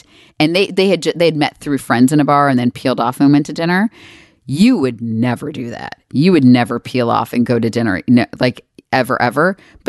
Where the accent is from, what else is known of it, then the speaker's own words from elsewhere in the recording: Texas, United States; I'm from Texas.